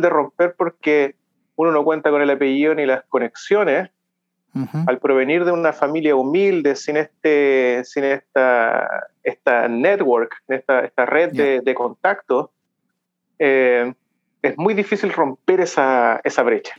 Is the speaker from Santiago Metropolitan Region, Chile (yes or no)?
yes; Santiago, Santiago Metropolitan Region, Chile; moved away as an adult; also born or lived in Concepción / Machalí; now in Canada; comencé en Santiago, donde yo nací en Santiago, me crié ahí